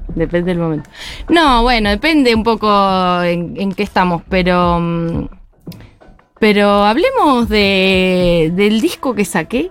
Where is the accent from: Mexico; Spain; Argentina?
Argentina; Mendoza; now in Buenos Aires, Argentina; soy de Mendoza